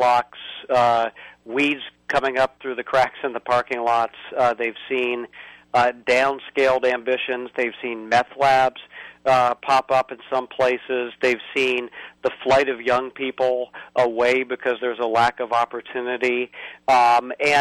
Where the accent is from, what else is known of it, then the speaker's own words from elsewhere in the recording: Indiana, United States; my home state of Indiana